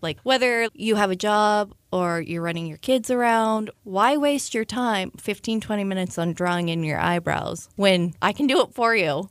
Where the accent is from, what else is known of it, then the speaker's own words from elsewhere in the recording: Utah, United States; now in Frederick, United States; I'm originally from Utah.